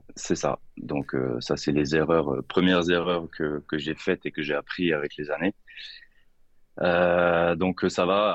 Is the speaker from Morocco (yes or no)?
no; Lorraine, Grand Est, France; je suis de Lorraine, 57